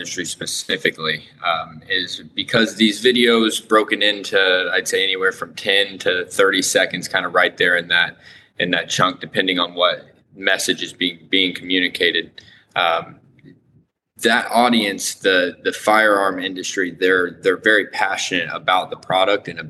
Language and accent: English; Lafayette, Indiana, United States; I am from Indiana, Lafayette, Indiana